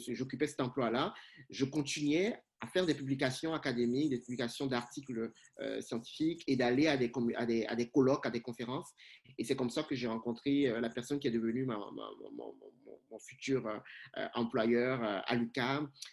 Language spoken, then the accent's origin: French; Cotonou, Littoral, Benin; moved away as an adult; also born or lived in Rabat, Morocco; now in Canada; Je suis originaire du, du, Bénin. Je suis né à Cotonou, ma ville natale, canadien d'adoption